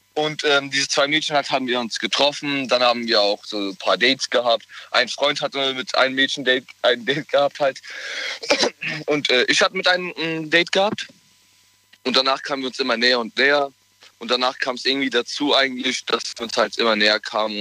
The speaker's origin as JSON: {"language": "German", "town": "Mainz", "region": "Rhineland-Palatinate", "country": "Germany", "said": "Ich komme aus Mainz."}